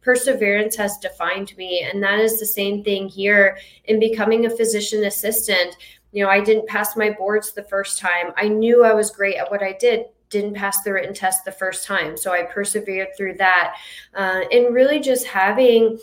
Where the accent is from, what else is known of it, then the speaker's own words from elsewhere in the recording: Jacksonville, Florida, United States; moved away as an adult; now in Naples, United States; I am from Florida, but I'm from Jacksonville, Florida. And I moved down here about 8 years ago